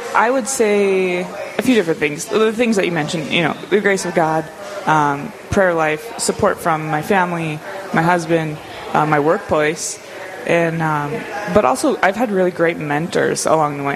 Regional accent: Grafton, North Dakota, United States; also born or lived in Moorhead, Minnesota / Grand Forks, North Dakota; now in Dickinson, United States; I was born and raised in North Dakota. I'm a North Dakota girl, born and raised in Grafton, uh, which is about 40 miles north of Grand Forks

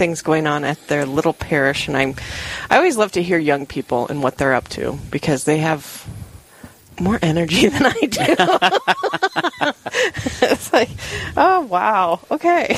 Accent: Rapid City, South Dakota, United States; I was born and raised in Rapid City.

